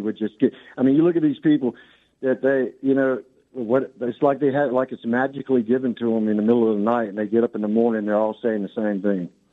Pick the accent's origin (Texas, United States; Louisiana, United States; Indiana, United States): Louisiana, United States; Lake Charles; I'm from Lake Charles, Louisiana.